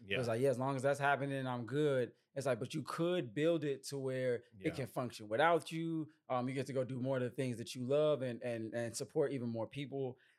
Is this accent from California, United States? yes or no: no; Chicago, Illinois, United States; You know, I'm from Chicago, you from St. Louis.